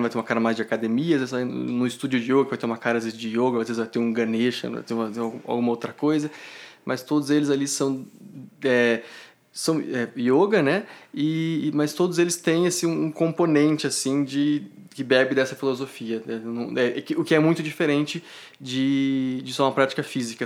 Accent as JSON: {"language": "Portuguese", "town": "Ribeirão Preto", "region": "São Paulo", "country": "Brazil", "moved": "as an adult", "lives_now": "São Joaquim da Barra, Brazil", "said": "sou de Ribeirão Preto"}